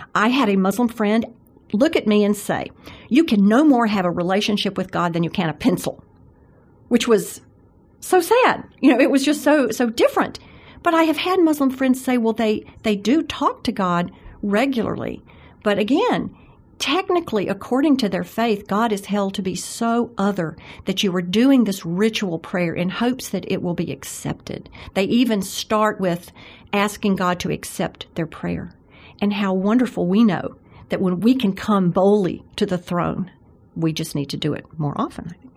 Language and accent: English; Jackson, Mississippi, United States; I grew up in Jackson, Mississippi, which is so much like Birmingham, I think, uh, in my grandparents' home